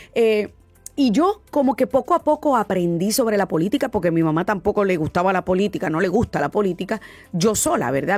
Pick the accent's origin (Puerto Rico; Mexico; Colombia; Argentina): Puerto Rico; como puertorriqueña